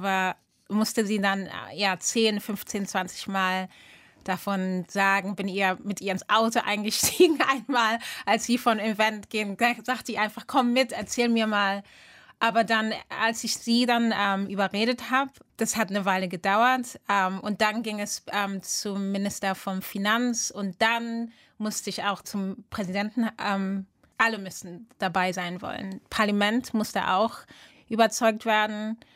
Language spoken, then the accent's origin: German; Rumeln, North Rhine-Westphalia, Germany; now in Accra, Ghana; Ähm, also Rumeln ähm, ist da, wo ich groß geworden bin, teilweise. Viele grüne Felder